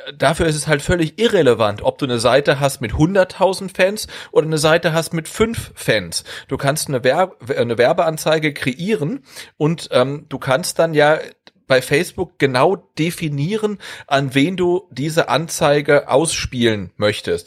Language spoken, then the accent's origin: German; North Rhine-Westphalia, Germany; ich komme ja aus Ostwestfalen